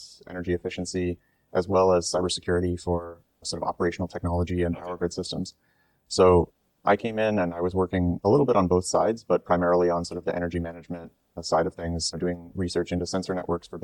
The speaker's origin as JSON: {"language": "English", "country": "United States", "tie": "born or raised there", "moved": "as an adult", "lives_now": "Singapore", "said": "I grew up in the US, just outside of Washington, D.C."}